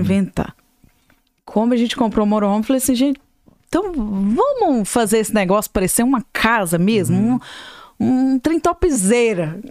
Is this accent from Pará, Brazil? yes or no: no; Ipatinga, Minas Gerais, Brazil; moved away as an adult; now in Atlanta, United States; eu sou mineira de Patinga, eu uhum. tô nos Estados Unidos há mais ou menos uns 20